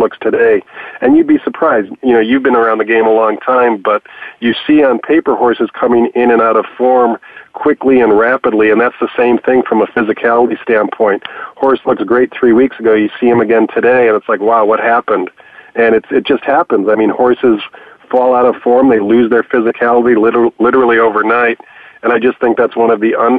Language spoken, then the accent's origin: English; Chicago, Illinois, United States; growing up in Chicago was going out to Arlington Park when I was 13 years old